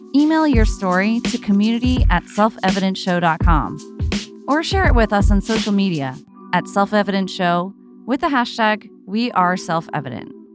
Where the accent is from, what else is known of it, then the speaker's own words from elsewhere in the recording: New Jersey, United States; where I grew up in New Jersey